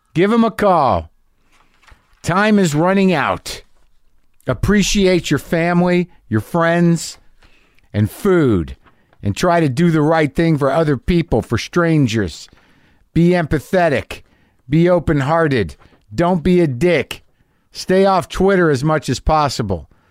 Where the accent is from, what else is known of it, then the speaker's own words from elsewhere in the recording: New Mexico, United States; also born or lived in New Jersey; I grew up in New Mexico, but, like, I'm born in Jersey